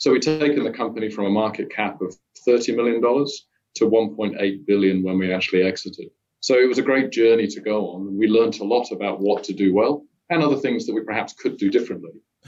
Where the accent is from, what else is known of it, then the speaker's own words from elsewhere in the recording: United Kingdom; moved away as an adult; now in Perth, Australia; No, I'm a Brit originally, but I was lucky enough to marry in Australia and got to move down here back in 2003.